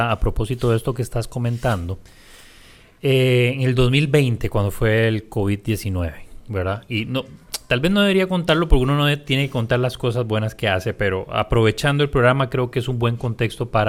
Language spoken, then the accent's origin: Spanish; Punta Arenas, Magallanes, Chile; En aquel momento yo vivía en Punta Arenas y de donde soy, por supuesto.